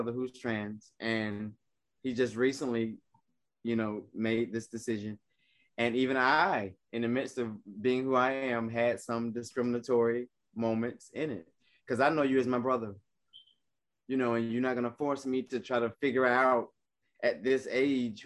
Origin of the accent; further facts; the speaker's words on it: South Carolina, United States; moved away; I'm originally from South Carolina.